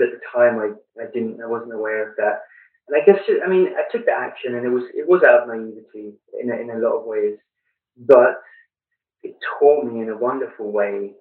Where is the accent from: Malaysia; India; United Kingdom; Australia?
United Kingdom; London; moved away as an adult; also born or lived in Flint, Michigan / Blue Ridge Mountains; now in United States; As you can tell with the accent, I grew up in London in the United Kingdom and moved to the US in 2009.